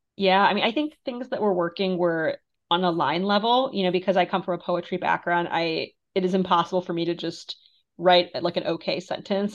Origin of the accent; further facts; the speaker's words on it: Moldova; now in United States; I'm from Moldova, which is, you know, one of the poorest countries in Europe